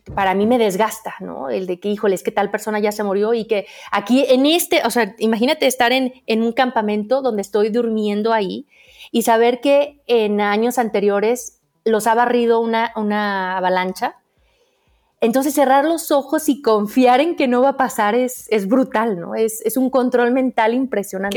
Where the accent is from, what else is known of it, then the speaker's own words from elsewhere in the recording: Aguascalientes, Mexico; soy de Aguascalientes, donde no hay montañas